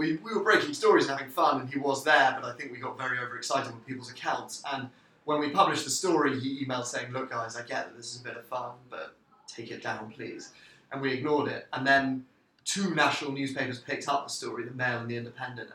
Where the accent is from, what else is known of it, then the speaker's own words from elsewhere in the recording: London, United Kingdom; I'm from London